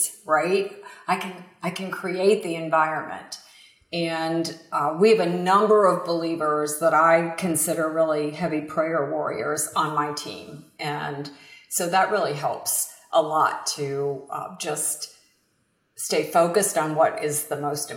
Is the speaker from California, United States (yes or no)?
no; outside of Pittsburgh, Western Pennsylvania, United States; now in Florida, United States; I'm from Western Pennsylvania, actually, outside of Pittsburgh. And so I grew up in a very small rural town